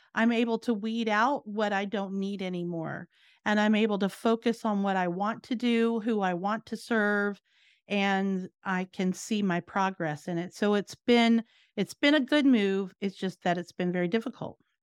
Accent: Virginia, United States; moved away as an adult; also born or lived in New Jersey; now in Florida, United States; I grew up in Virginia and I moved around, went to college, different things like that, but then ended up in New Jersey.

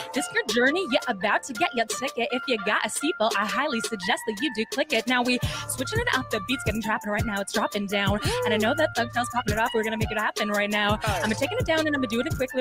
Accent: Canada; I'm Canadian

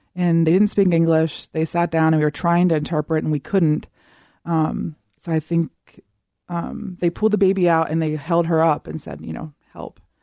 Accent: Southern Virginia, United States; I am from the South, Southern Virginia

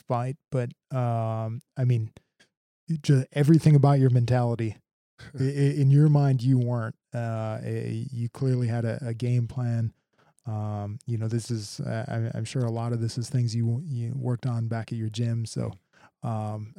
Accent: Milwaukee, Wisconsin, United States; moved away as an adult; also born or lived in Minneapolis; I grew up in Milwaukee

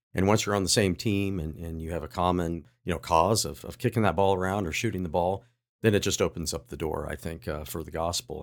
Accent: Athens, Ohio, United States; moved away; I grew up in Ohio, in Southeast Ohio

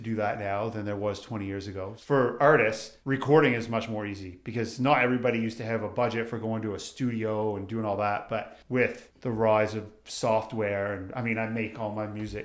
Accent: Nova Scotia, Canada; moved away as an adult; now in Calgary, Canada; I got to Calgary in 99 when I was 22. I grew up in Nova Scotia

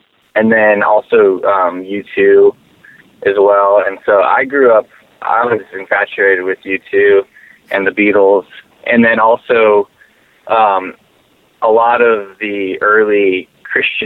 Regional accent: Phoenix, Arizona, United States; I was born and raised in Phoenix

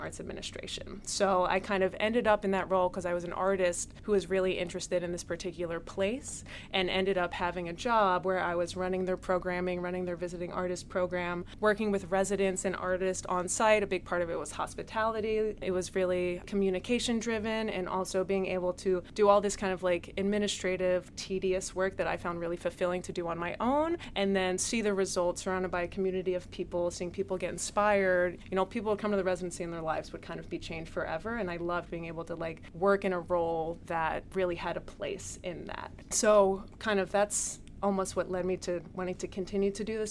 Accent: Chester County, suburbs of Philadelphia, Pennsylvania, United States; also born or lived in Richmond, Virginia; I actually grew up in the suburbs of Philadelphia. So I grew up out in Chester County

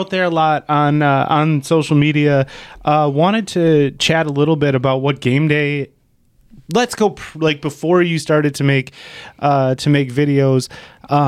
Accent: De Pere, Wisconsin, United States; accent: Wisconsin; I grew up in De Pere, and we took a field trip to Bay Beach

